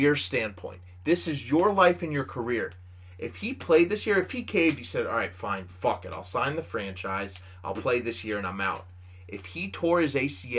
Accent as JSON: {"language": "English", "region": "Virginia", "country": "United States", "tie": "born or raised there", "said": "me growing up in Virginia"}